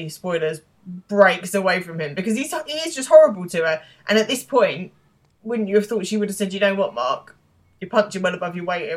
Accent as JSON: {"language": "English", "region": "England", "country": "United Kingdom", "said": "we are English"}